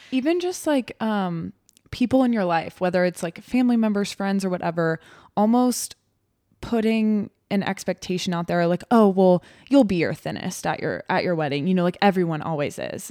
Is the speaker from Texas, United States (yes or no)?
yes; Texas, United States; moved away as an adult; now in Nebraska, United States; I grew up in Texas. It's where I was born and raised, but have obviously lived in Nebraska for